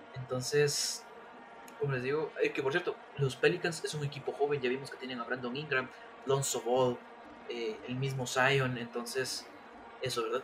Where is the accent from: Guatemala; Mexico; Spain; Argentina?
Guatemala; nuestra misma liga chapina